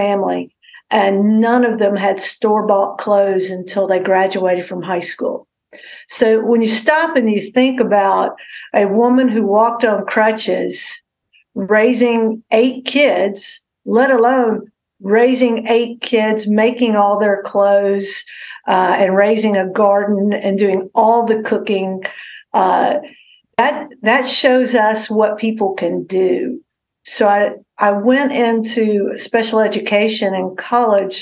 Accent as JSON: {"language": "English", "town": "Goodlettsville", "region": "Tennessee", "country": "United States", "tie": "born or raised there", "lives_now": "Jackson, United States", "said": "I was born and raised in Middle Tennessee"}